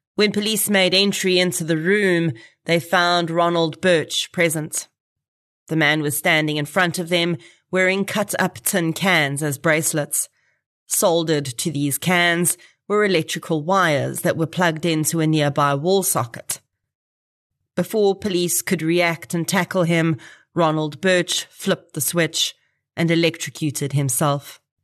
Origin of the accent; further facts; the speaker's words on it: Boksburg, Gauteng, South Africa; I grew up in Boksburg